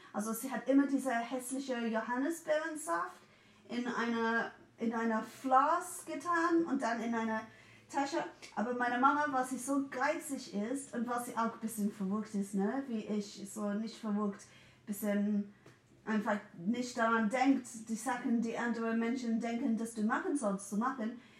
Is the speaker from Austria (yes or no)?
no; England, United Kingdom; German is a second language; moved away; bin 1980 geboren und in England in den 80ern